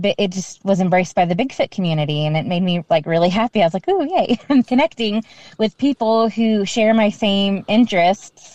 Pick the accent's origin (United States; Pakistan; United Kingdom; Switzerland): United States; Georgia; we're from Georgia